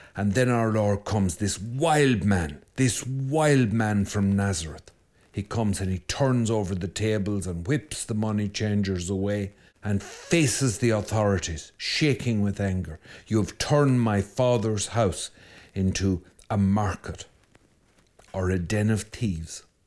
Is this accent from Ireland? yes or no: yes; Ireland; I'm Irish